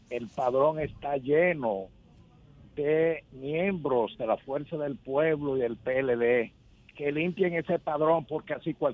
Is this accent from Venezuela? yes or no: no; Dominican Republic; Yo también quiero un plan que lleve eso como ciudadano dominicano.